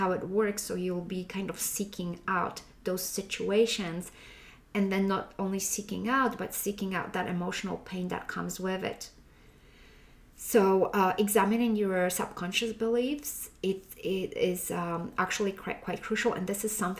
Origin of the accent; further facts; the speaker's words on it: Poland; moved away; back when I was raised in Poland.